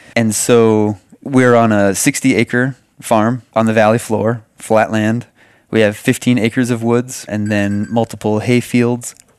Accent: New England, United States; moved away as an adult; also born or lived in Hawaii / Gulf of Mexico; I'm from the East Coast and came west and then came back east

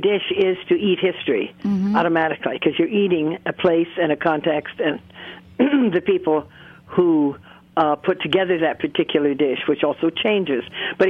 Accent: United States; I'm an American, and I have always felt deeply that I was, because we traveled a lot. I knew I was not British or French or anything else.

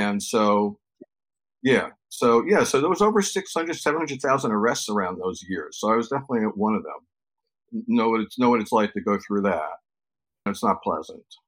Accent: New York City, New York, United States; I'm from New York, born and raised

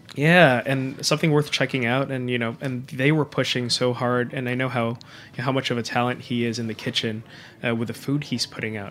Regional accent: Manila, Metro Manila, Philippines; moved away as an adult; also born or lived in Japan; now in New York City, United States; I was born and raised in Manila. Um, spent all my life over there

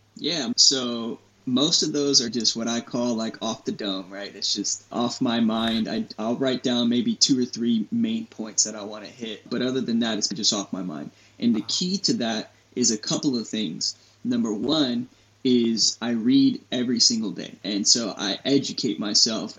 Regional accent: San Antonio, Texas, United States; I grew up here in Texas, born and raised in San Antonio

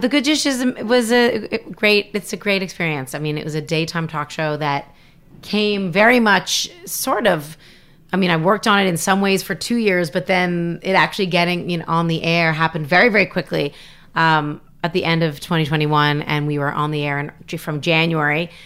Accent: Canada; moved away as an adult; now in United States; I'm from Canada

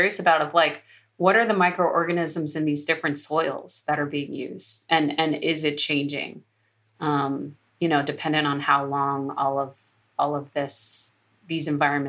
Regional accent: Florida, United States; Because I grew up partially in Florida and I would just remember the lizards climbing on the walls

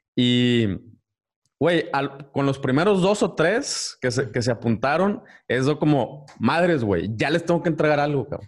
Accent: Ciudad Victoria, Tamaulipas, Mexico; yo soy de Victoria

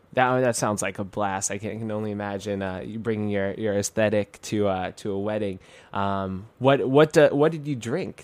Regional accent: New York City, New York, United States; I'm a kid from Queens, New York

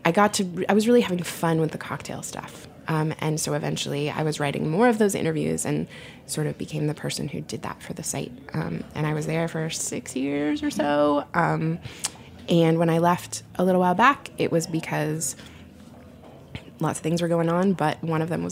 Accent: Portland, Oregon, United States; I'm from Portland

